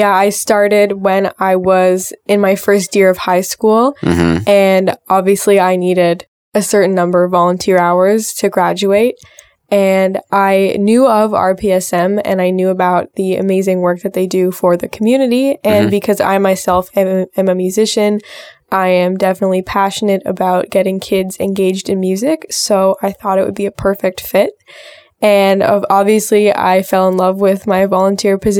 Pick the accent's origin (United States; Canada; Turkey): Canada; Toronto, Ontario; growing up around Regent Park